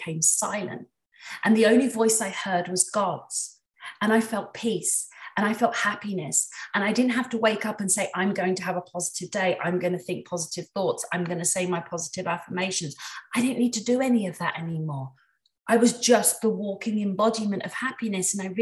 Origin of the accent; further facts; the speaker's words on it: England, United Kingdom; I'm from England